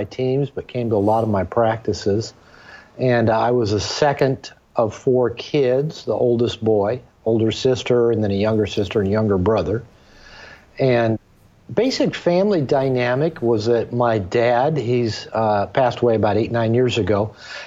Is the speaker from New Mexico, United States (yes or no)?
no; Seattle, Washington, United States; moved away as an adult; now in Puerto Vallarta, Mexico; I'm a native of Seattle, Washington, and when I was growing up in the Seattle area